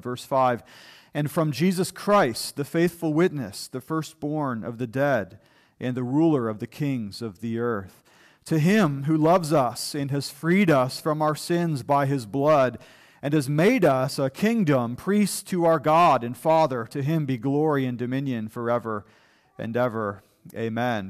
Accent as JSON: {"language": "English", "country": "United States", "said": "as American people"}